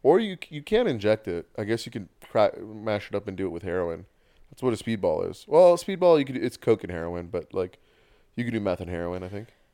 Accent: Bay Area, California, United States; growing up in the Bay Area

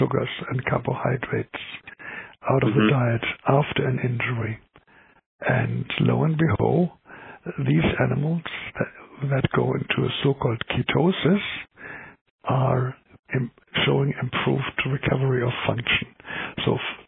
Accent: Germany; accent: German; English is a second language; moved away as an adult; also born or lived in Calgary, Canada; now in Vancouver, Canada; I'm an MD in the German system. Now I gave my nationality away, which is clear in my accent

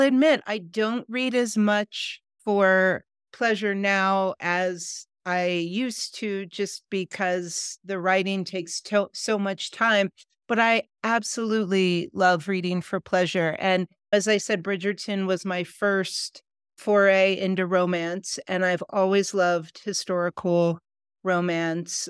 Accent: Ohio, United States; moved away as an adult; now in Colorado, United States; I grew up in the Midwest in America, in Ohio, and I've lived for the past 30 years in Colorado

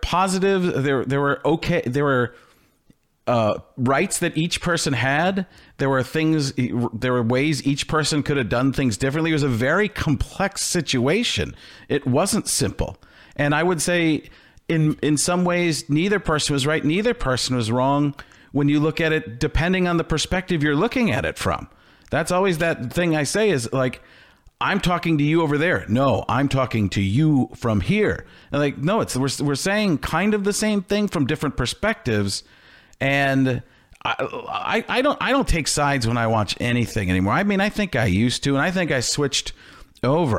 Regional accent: Midwest, United States; I grew up in the Midwest.

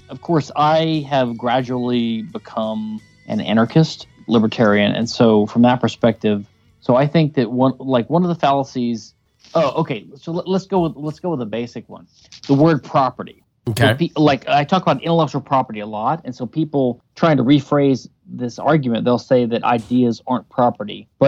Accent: Louisiana, United States; I do think I've learned a few things over the years, even though I am from Louisiana.

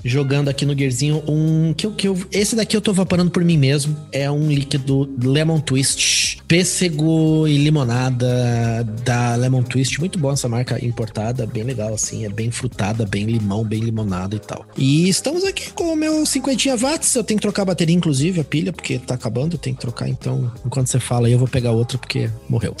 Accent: Curitiba, Paraná, Brazil; moved away as an adult; also born or lived in Natal, Rio Grande do Norte; agora eu voltei a morar em Curitiba, sou nascido e criado em Curitiba.

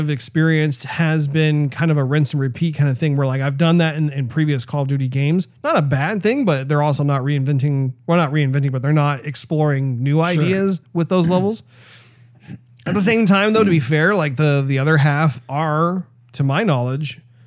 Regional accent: United States; as an American

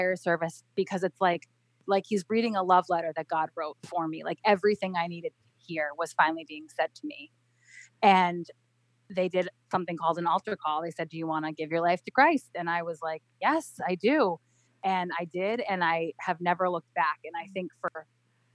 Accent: Cape Cod, Massachusetts, United States; moved away as an adult; also born or lived in Rhode Island; We grew up on Cape Cod

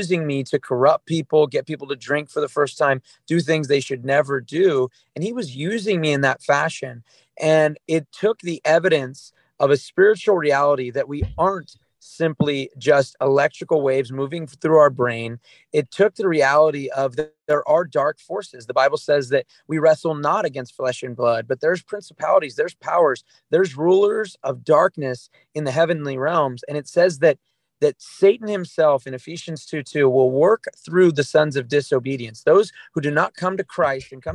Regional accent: Southern California, United States; I grew up in America. I grew up in Southern California

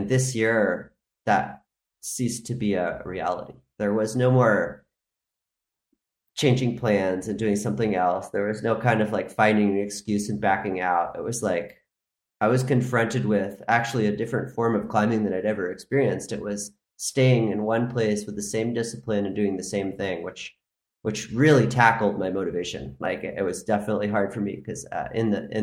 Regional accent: Maine, United States; moved away as an adult; now in Spain; I'm from Maine

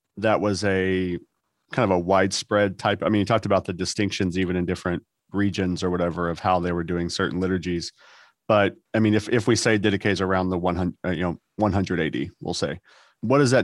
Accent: Texas, United States; I'm a Texan and we don't sound fancy

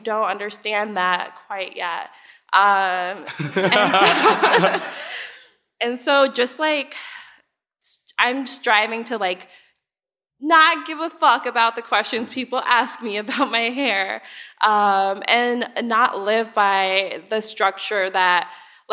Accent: Chicago, Illinois, United States; I also grew up on the South Side of Chicago

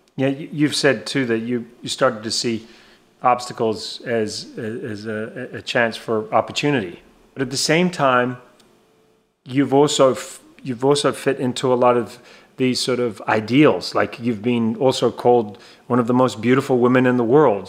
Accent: Antigua & Barbuda; growing up in Antigua

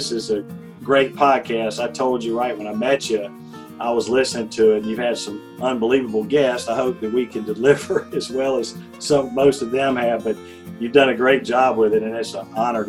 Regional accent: Georgia, United States; I grew up in a small town. I know I sound like I'm from New York City, but I'm not, just not to shock you. But I grew up in middle Georgia

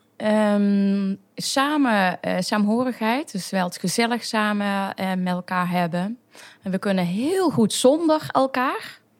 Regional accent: Maastricht, Limburg, Netherlands; also born or lived in North Brabant / Utrecht; ik kom inderdaad uit Maastricht. Geboren en getogen

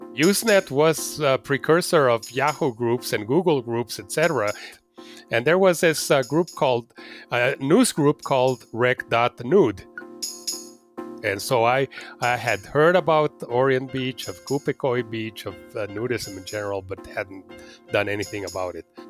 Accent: Mexico City, Mexico; also born or lived in Princeton, United States; I'm a uh, Mexican. I was born and raised in Mexico City, and I have lived here pretty much all of my life, except for four years in Princeton for graduate study.

